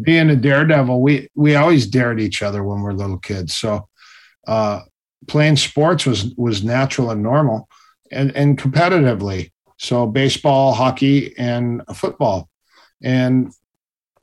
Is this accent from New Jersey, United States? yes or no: no; Minnesota, United States; I'm from Minnesota